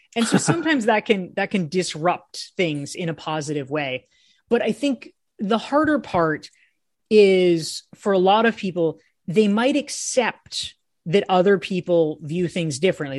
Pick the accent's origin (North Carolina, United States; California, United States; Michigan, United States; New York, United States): North Carolina, United States; Pinehurst; I ended up growing, growing up in Pinehurst